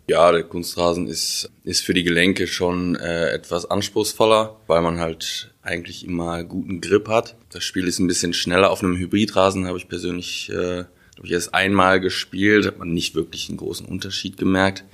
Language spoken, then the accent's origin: German; Wuppertal, North Rhine-Westphalia, Germany; in Wuppertal geboren